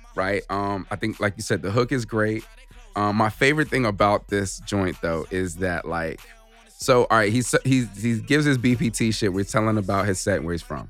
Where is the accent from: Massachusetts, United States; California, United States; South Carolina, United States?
California, United States; Southern; growing up in Southern California